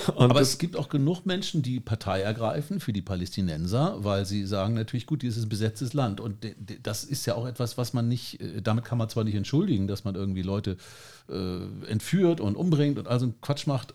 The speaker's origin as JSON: {"language": "German", "country": "Germany", "said": "für uns vielleicht als Deutsche"}